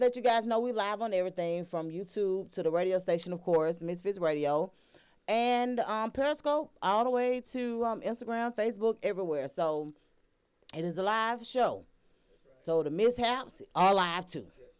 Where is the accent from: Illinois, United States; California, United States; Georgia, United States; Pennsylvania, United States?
Georgia, United States; Atlanta; were born and raised in Atlanta